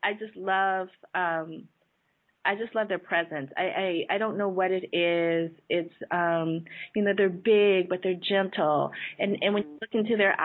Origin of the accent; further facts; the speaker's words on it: San Jose, California, United States; I grew up in San Jose